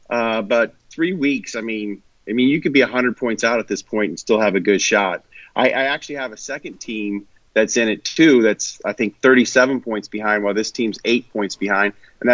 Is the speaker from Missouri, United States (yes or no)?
yes; Kansas City, Missouri, United States; I'm a huge Chiefs fan. I grew up in Kansas City.